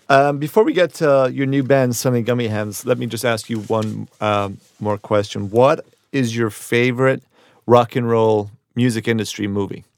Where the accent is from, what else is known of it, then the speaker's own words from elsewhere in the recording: Ireland; moved away; also born or lived in New York / London / Edinburgh; So, I grew up in Ireland, and I moved to New York, and I've, I've lived in a lot of places, London, I've lived in Sco-, in Edinburgh and Scotland